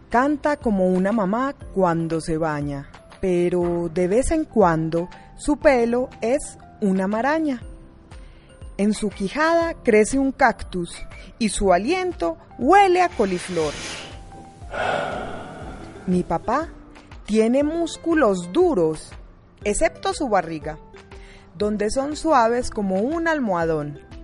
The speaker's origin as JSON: {"language": "Spanish", "town": "Medellín", "region": "Antioquia", "country": "Colombia", "said": "eh, soy de la Comuna 13"}